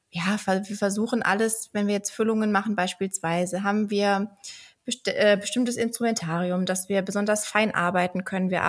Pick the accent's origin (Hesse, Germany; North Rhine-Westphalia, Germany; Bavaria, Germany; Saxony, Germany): North Rhine-Westphalia, Germany; near Düsseldorf; also born or lived in Berlin; now in Leipzig, Germany; Ähm, ich komme ganz ursprünglich aus der Nähe von Düsseldorf und bin jetzt in Leipzig gelandet.